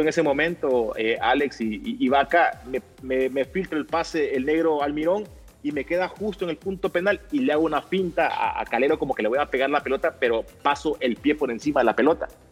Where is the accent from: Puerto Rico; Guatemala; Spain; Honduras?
Honduras